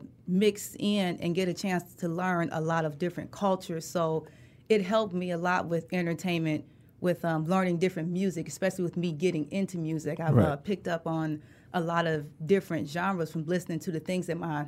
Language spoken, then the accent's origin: English; Detroit, Michigan, United States; moved away; also born or lived in Los Angeles; West side. Joy Road, Evergreen.